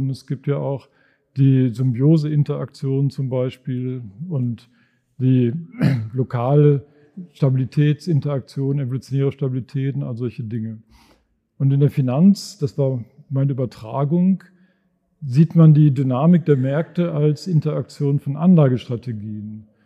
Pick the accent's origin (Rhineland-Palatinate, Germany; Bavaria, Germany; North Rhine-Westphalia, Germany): North Rhine-Westphalia, Germany; also born or lived in Dortmund area; Und dann habe ich bin ich aufgewachsen im Sauerland, da sah es ungefähr so aus wie hier, also wenig Leute, viel Natur und habe studiert in Bonn.